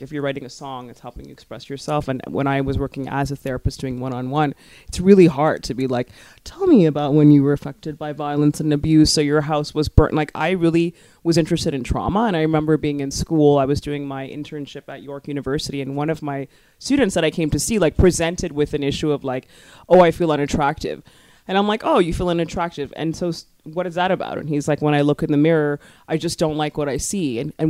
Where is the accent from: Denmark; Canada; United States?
Canada; Scarborough, Ontario; born or raised there